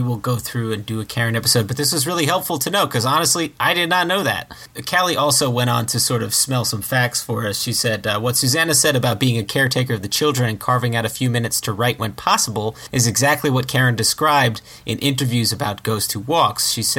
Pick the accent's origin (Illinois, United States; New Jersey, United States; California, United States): New Jersey, United States; James and I are from New Jersey, a hop skip from New York